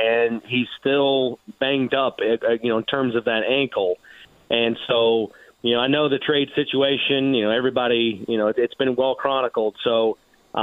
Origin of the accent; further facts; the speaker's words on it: Indianapolis, Indiana, United States; growing up where I did, it was in my neighborhood